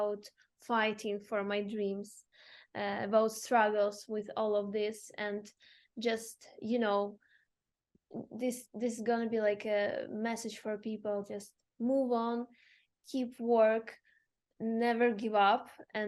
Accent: Zaporizhzhia, Zaporizhzhia Oblast, Ukraine; English is a second language; moved away; I'm from Zaporizhia. It's the southeast part of Ukraine

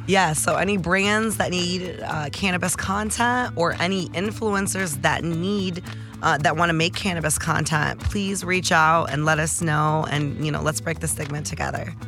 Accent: Detroit, Michigan, United States; I'm from Detroit

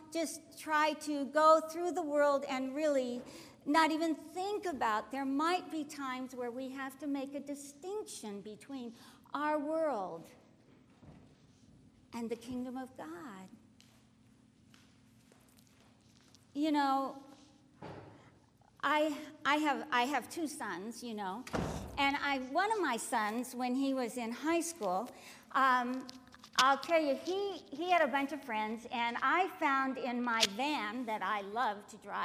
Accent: United States; I was born in this country. I'm thankful I'm an American

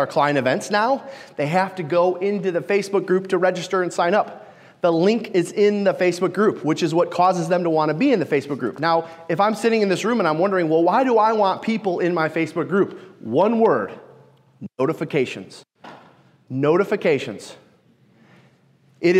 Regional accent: Detroit, Michigan, United States; I'm from Detroit

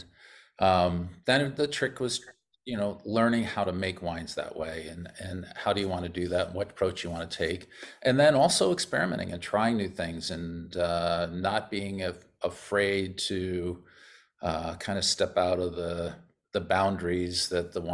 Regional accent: New York, United States; moved away as an adult; also born or lived in Corning, New York; now in Paso Robles, United States; I'm from New York.

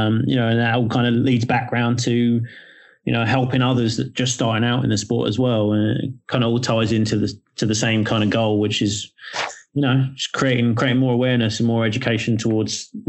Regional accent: England, United Kingdom; now in United States; I come from England myself as well

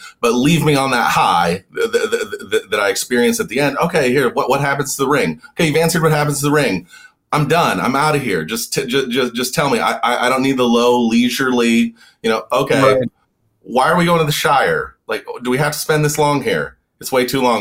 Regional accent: Montana, United States; I grew up in the West

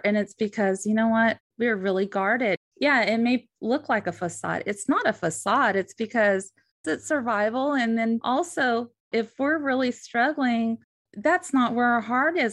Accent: the West, United States; born or raised there; now in Southern United States

